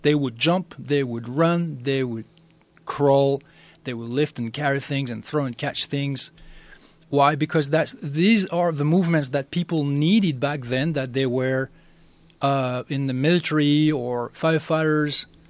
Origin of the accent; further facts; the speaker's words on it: France; I'm I'm originally from France